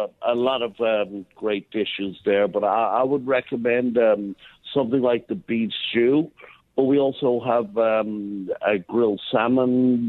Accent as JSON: {"language": "English", "town": "Dublin", "region": "Leinster", "country": "Ireland", "accent": "brogue", "moved": "yes", "lives_now": "New York City, United States", "said": "I'm from Dublin City."}